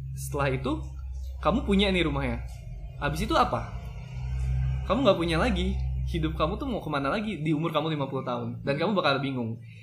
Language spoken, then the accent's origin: Indonesian; Bandung, West Java, Indonesia; aku dari kota Bandung